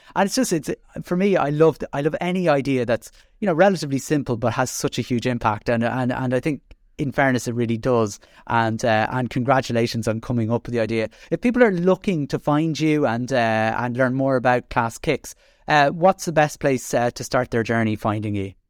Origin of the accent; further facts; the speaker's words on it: Dublin, Leinster, Ireland; moved away as an adult; now in Carlow, Ireland; I'm an exiled from Dublin, but, uh, have, uh, living in Carlow the last twenty years